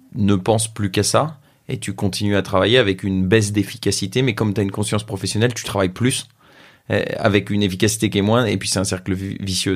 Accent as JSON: {"language": "French", "country": "France", "said": "j'ai 27 ans, je suis français"}